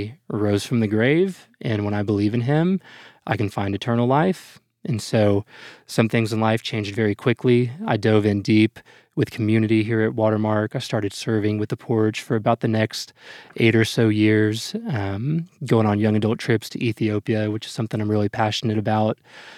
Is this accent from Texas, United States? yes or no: yes; Dallas, Texas, United States; I'm about as from Dallas as you can get, born and raised here, Presbyterian Hospital, and never quite left